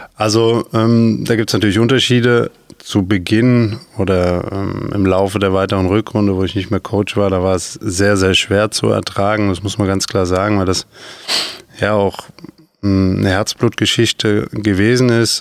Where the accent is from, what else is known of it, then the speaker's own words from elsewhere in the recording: Nentershausen, Rhineland-Palatinate, Germany; Ich bin äh, mit fünf auf den Sportplatz gegangen in Eisbachtal in Nendershausen